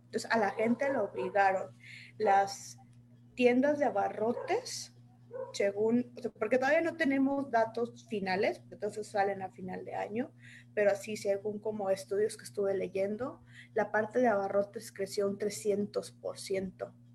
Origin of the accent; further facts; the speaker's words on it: Saltillo, Coahuila, Mexico; now in Guadalajara, Mexico; yo soy originaria de Saltillo, Saltillo, Coahuila